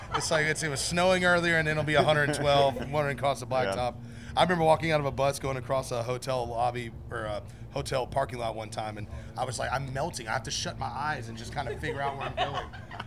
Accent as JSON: {"language": "English", "town": "Nashville", "region": "Tennessee", "country": "United States", "tie": "born or raised there", "said": "I'm born and raised in Nashville."}